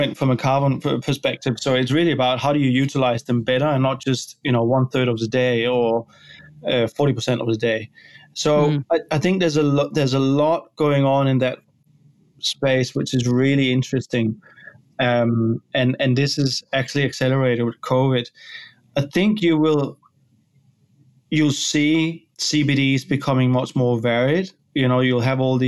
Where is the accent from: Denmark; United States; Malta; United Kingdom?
Denmark; now in Australia; I'm from Denmark originally